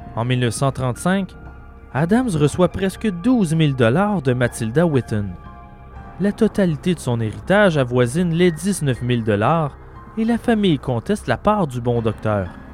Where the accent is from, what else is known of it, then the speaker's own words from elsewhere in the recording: Quebec, Canada; chez nous, au Québec